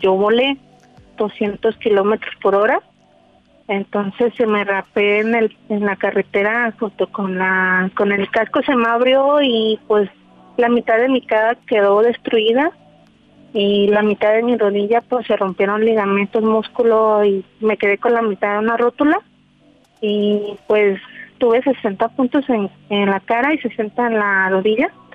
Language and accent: Spanish; Guadalajara, Jalisco, Mexico; Yo soy aquí de, Guadalajara.